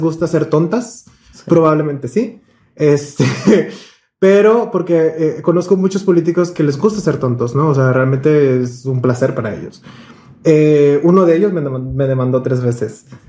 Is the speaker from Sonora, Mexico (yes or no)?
no; Monterrey, Nuevo León, Mexico; todos crecimos aquí en Monterrey